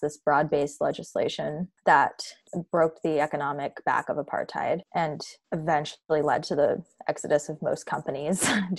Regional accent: United States; even as an American

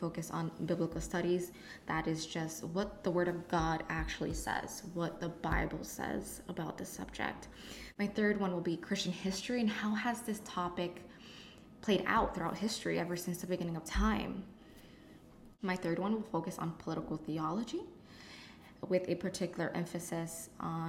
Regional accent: Connecticut, United States; I am from Connecticut.

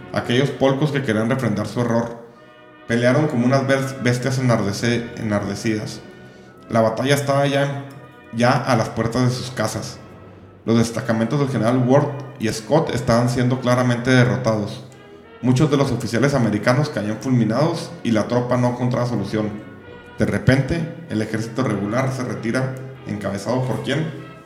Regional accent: Mexico; los mexicanos

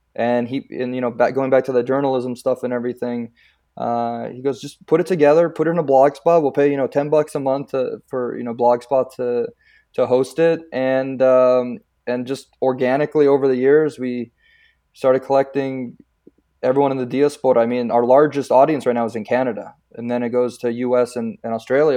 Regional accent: San Pedro, California, United States; first language Croatian; English is a second language; growing up in San Pedro

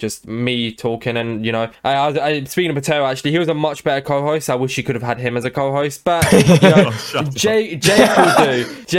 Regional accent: London, United Kingdom; I'm from London, so I barely count.

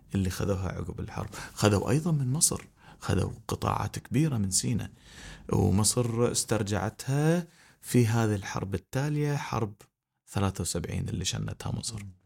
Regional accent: Kuwait; احنا ككويتيين

